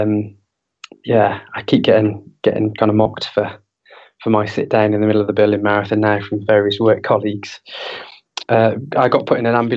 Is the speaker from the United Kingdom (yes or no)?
yes; Ramsbottom, North West England, United Kingdom; in my hometown. So that'll be starting a week on Sunday on the 11th of March in Ramsbottom.